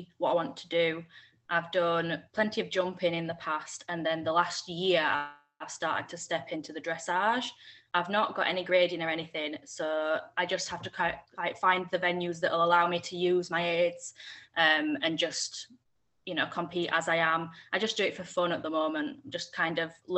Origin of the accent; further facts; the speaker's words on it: Yorkshire and the Humber, United Kingdom; I'm 25 and I'm from Yorkshire.